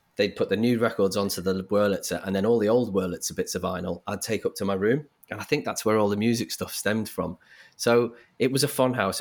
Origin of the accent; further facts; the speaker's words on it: Liverpool, North West England, United Kingdom; I grew up in Liverpool